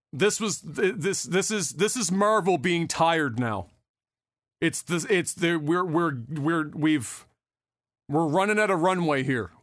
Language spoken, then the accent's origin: English; Canada; as a Canadian